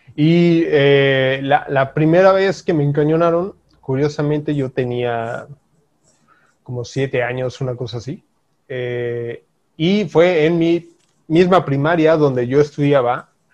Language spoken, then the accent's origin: Spanish; Mexico; nosotros como mexicanos